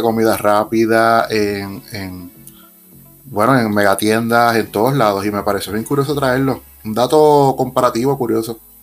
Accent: southern Puerto Rico, Puerto Rico; somos del sur de Puerto Rico

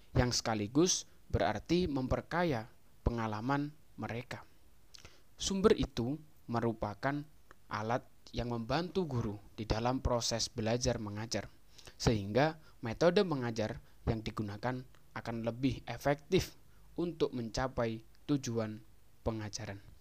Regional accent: Jombang, East Java, Indonesia; also born or lived in Malang; Saya berasal dari Kabupaten Jombang

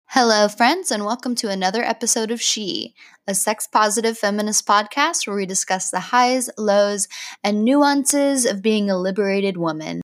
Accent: Oklahoma, United States; I grew up in Oklahoma

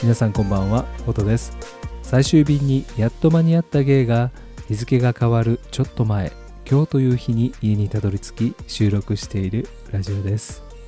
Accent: Kansai, Japan; 僕は関西人ということもあり

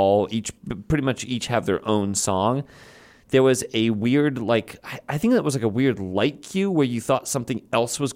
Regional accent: Chicago, Illinois, United States; I'm from Chicago.

